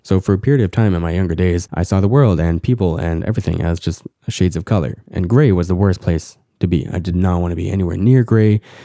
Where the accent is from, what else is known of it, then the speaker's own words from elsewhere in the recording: Canada; Growing up as Korean Canadian